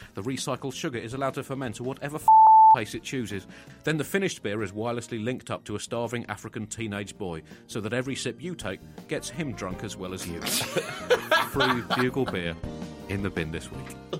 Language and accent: English; United Kingdom; a Brit